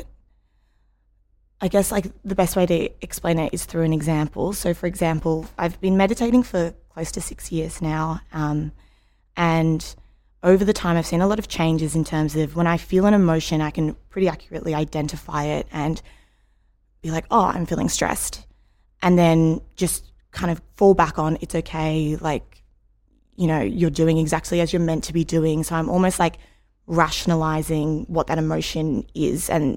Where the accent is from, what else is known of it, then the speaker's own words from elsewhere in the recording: Melbourne, Victoria, Australia; I'm from Melbourne.